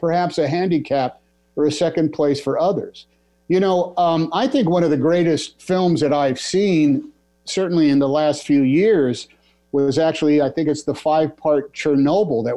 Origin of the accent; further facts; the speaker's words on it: Oakland, California, United States; I grew up in Oakland, California